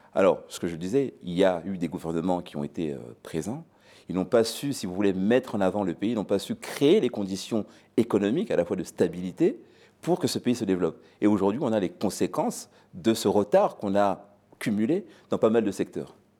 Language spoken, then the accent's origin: French; DR Congo; moved away; mon pays d'origine